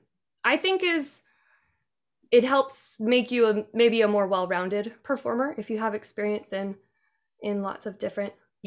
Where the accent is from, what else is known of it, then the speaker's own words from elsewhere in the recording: Yuba City, California, United States; I was born and raised in Yuba City, which is in the northern part of the Central Valley of California